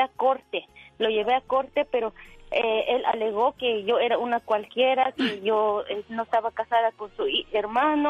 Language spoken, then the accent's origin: Spanish; Pachuca, Hidalgo, Mexico; now in Las Vegas, United States; yo soy de Hidalgo, de, de Hidalgo, allá en, de Pachuca.